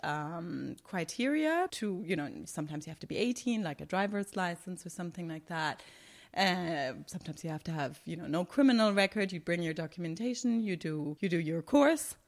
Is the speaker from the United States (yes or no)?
no; Germany; moved away as an adult; now in Qatar; I'm from Germany and I have this German mindset and German training